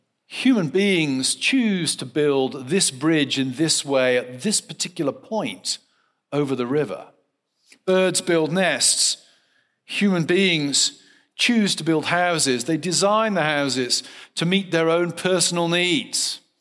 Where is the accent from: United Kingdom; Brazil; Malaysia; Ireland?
United Kingdom; South West England; now in United States; I grew up in the West Country of England in a very rural context. Foxes were a common phenomenon. I now live in Western Pennsylvania